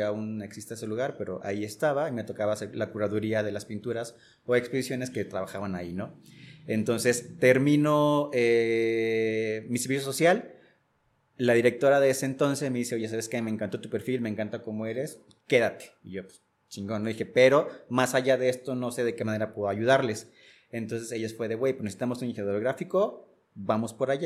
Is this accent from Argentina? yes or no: no; Casimiro Castillo, Jalisco, Mexico; moved away as an adult; also born or lived in Guadalajara / Mexico City; si bien soy originario de aquí, o sea, nací aquí en Guadalajara, eh, alcancé a crecer un par de años por acá, pero al final eh, mi familia y yo nos mudamos a un lugar que se llama Casimiro Castillo, que está en la costa sur del estado de Jalisco